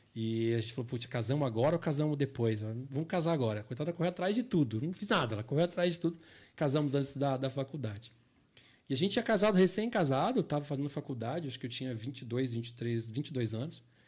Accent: Curitiba, Paraná, Brazil; Eu me criei aqui no Vila Oficinas, perto da rede, perto da Rumo, que é onde eu trabalho hoje

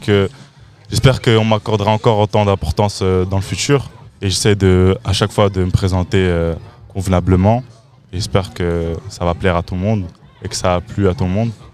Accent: Waterloo, Wallonia, Belgium; je viens, suis toujours, enfin, je viens d'ici. Le 14, je représenterai toujours.

